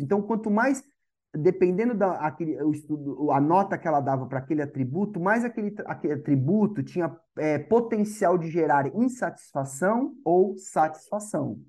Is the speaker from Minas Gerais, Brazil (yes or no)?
no; Santos, São Paulo, Brazil; sou nascido aqui em Santos, me formei aqui em Santos.